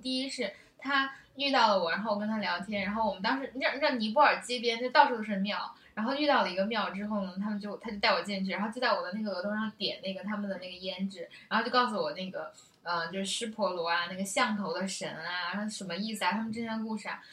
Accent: China; 我们中国人

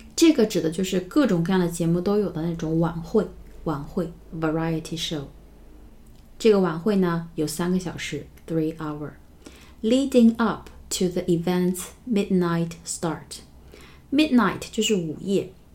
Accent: China; 我们中国人真的是无处不在

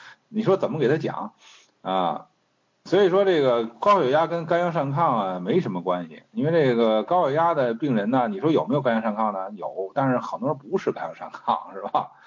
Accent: China; 我中国人

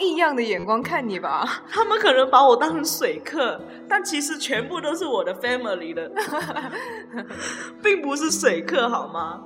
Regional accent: Guangdong, China; 我们广东这边就是有习俗啊，结了婚才，才发利是

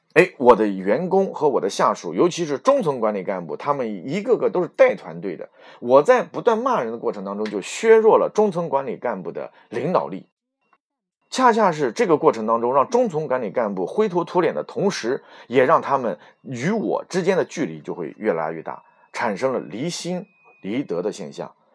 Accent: Xuzhou, Jiangsu, China; 我是来自于苏北的徐州

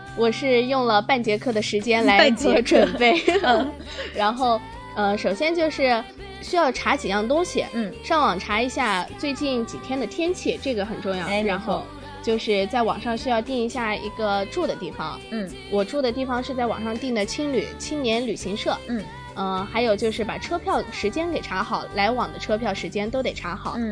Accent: Anhui, China; 对，黄山可以说也是我家乡的一个呃旅游景点。

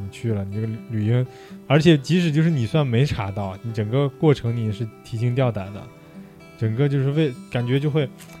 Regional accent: China; 但是因为我们中国人口基数多嘛，是吧？

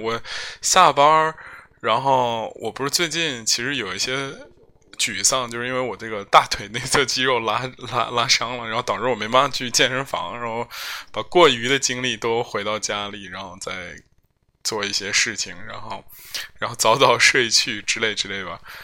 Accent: Zhengzhou, Henan, China; 我是四幺零、幺零五，幺零五就是我们这个区，金水区的

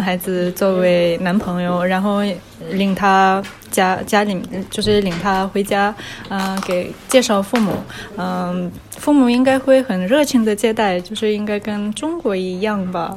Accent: Irkutsk, Irkutsk Oblast, Russia; Chinese is a second language; moved away as an adult; now in Saint Petersburg, Russia; 我是在俄罗斯出生长大的，今年二十八岁。呃，我是出生在俄罗斯伊尔库茨克市，呃，现在住在圣彼得堡，已经六年了

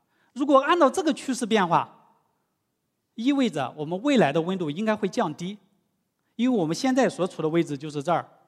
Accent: Shanghai, China; 但是我们上海人应该比较愿意啊。到时候海平面再下降，我们就有更多的土地来建房子了。

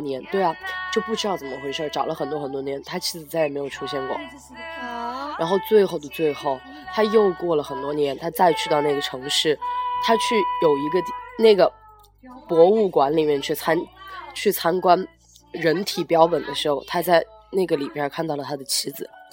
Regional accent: Sichuan-Chongqing area, China; 因为我们是 川渝地区的吧，本来是爱吃辣的

